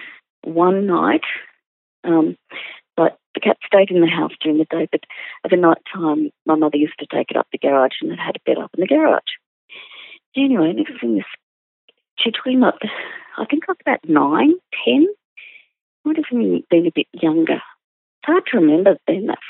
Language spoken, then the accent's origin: English; Sydney, New South Wales, Australia; I grew up in the Sydney suburb of Ryde